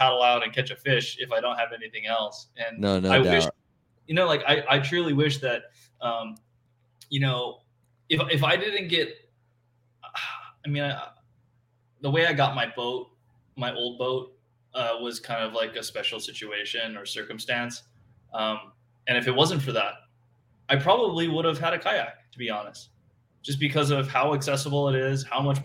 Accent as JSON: {"language": "English", "town": "Honolulu", "region": "Hawaii", "country": "United States", "tie": "born or raised there", "said": "I grew up in Honolulu, which is the city. I grew up in Palolo Valley, which is the valley I grew up in."}